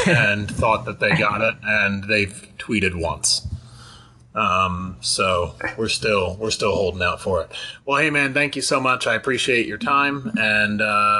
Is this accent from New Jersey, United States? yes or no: yes; New Jersey, United States; I grew up in New Jersey